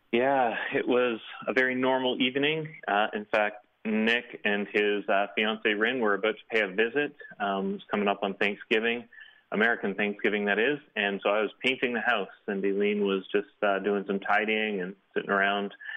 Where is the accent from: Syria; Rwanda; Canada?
Canada; here in Canada.